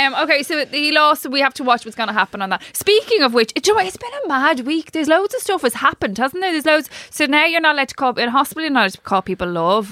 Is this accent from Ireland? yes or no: yes; Ireland; I actually love being Irish